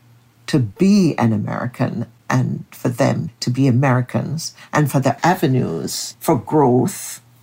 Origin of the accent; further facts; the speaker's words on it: Jamaica; now in New York, United States; I'm Jamaican